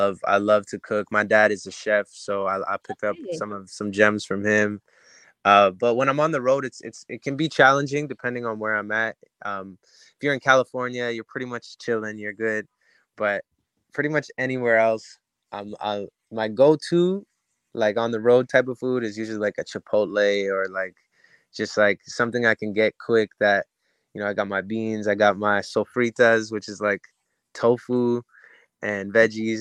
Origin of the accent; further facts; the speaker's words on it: Canada; moved away as an adult; now in Los Angeles, United States; my hometown in Canada